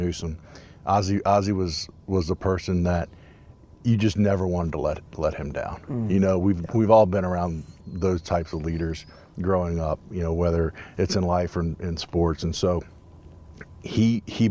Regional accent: Eastern Virginia, United States; moved away; me growing up in Eastern Virginia, farmland, produce farms, rivers, this reminds me of home

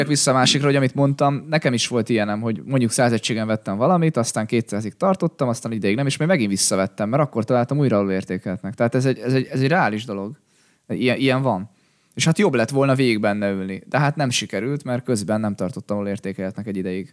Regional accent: Hungary

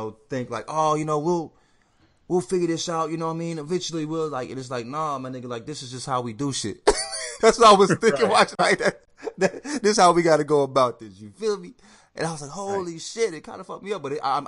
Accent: United States; I'm American

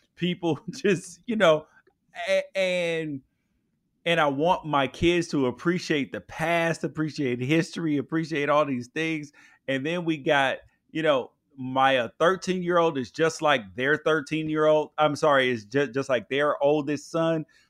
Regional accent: Memphis, Tennessee, United States; I grew up in Memphis

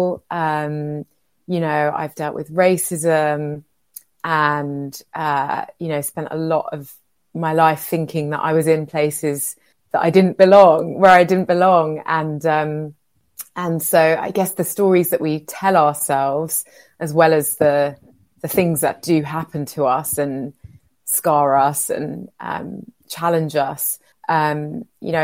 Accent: London, United Kingdom; And I was raised in a very special working class community in West London, in Shepherd's Bush. And so that's where I'm from.

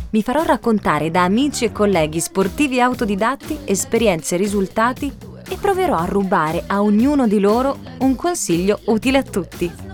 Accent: Sicily, Italy; Da buona siciliana

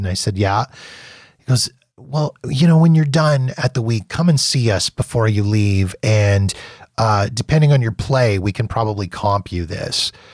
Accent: Calgary, Alberta, Canada; I was from Calgary, um, Alberta

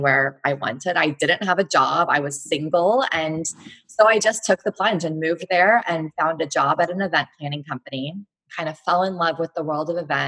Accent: Fort Worth, Texas, United States; also born or lived in Missouri; now in Austin, United States; I'm from Texas. I'm from Fort Worth

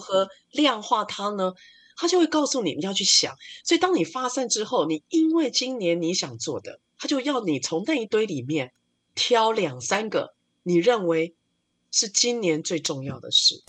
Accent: Taiwan; 我们台湾人在工作的流程上比较像日本人

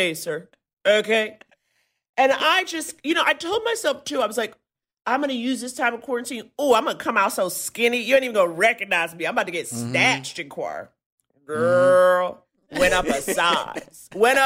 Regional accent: New York City, New York, United States; I grew up in Harlem. My dad's from Nigeria. My mom's from Detroit.

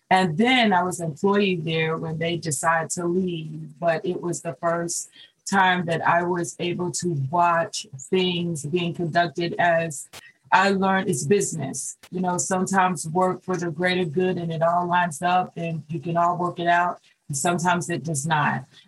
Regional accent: Charlotte, North Carolina, United States; I'm born and raised in Charlotte

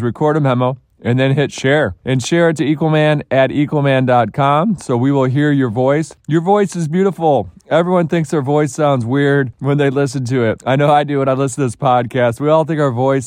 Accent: Detroit, Michigan, United States; my hometown of Detroit

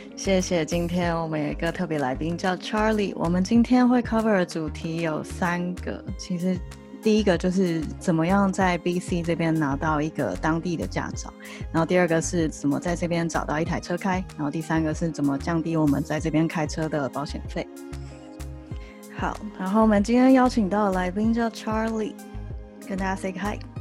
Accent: Taipei, Taiwan; moved away as an adult; now in Vancouver, Canada; 我是台北人嘛，所以我在台北的时候

